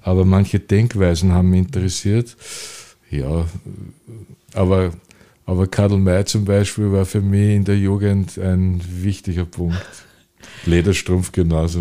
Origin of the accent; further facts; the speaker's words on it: Vienna, Austria; Ich habe das Glück gehabt, dass ich in die lebenswerteste Stadt der Welt äh, geboren wurde.